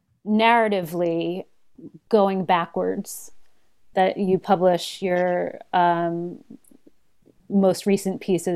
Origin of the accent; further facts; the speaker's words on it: Ocean Township, New Jersey, United States; I'm from New Jersey. Okay. What part? Ocean Township, which is near Asbury Park.